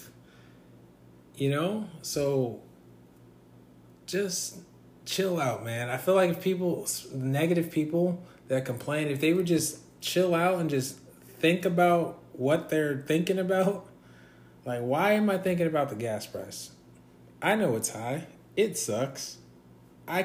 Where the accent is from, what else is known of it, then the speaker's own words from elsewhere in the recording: Orange County, California, United States; I'm from California, Orange County, California to be exact